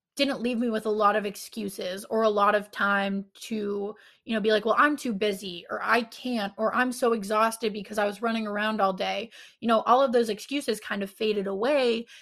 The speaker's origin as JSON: {"language": "English", "town": "Pittsburgh", "region": "Pennsylvania", "country": "United States", "said": "I'm from Pittsburgh"}